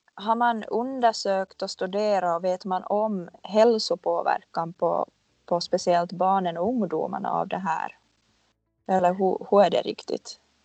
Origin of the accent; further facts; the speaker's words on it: Finland; now in Stockholm, Sweden; jag är en finlandssvensk marknadsförare slash innehållsskapare som bor i Stockholm